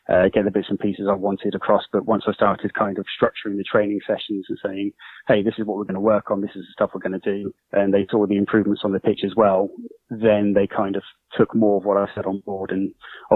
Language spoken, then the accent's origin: English; Salisbury, South West England, United Kingdom; Originally, I'm from a place called Salisbury, which is actually near where Stonehenge is